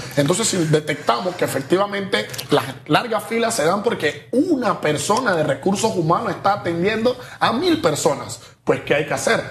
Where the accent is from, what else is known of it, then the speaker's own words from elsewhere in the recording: Colón, Panama; Vámonos a Colón, de donde yo soy